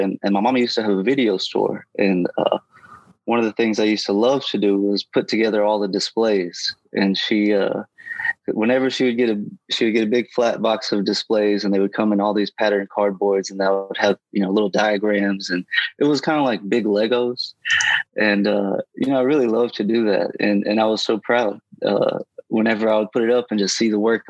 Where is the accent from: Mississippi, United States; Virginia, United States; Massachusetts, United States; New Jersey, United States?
Mississippi, United States; Indianola; also born or lived in Greenville, Mississippi / Michigan / Clarksdale, Mississippi; I grew up in Indianola, Mississippi. I'm born in Greenville, grew up in Indianola. So I'm a good old Delta boy